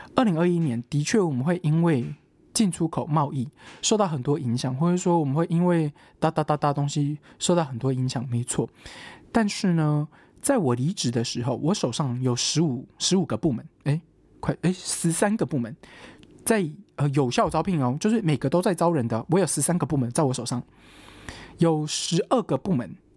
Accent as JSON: {"language": "Chinese", "country": "Taiwan", "said": "我是个台湾人"}